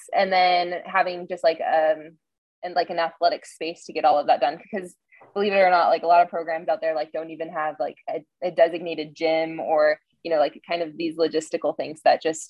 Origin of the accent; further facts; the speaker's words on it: Montana, United States; moved away; also born or lived in Bend, Oregon; growing up in Montana, I have a connection to nature that, I grew up in the mountains